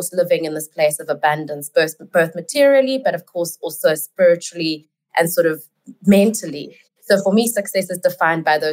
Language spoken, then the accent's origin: English; South Africa; I am in South Africa, and I am South African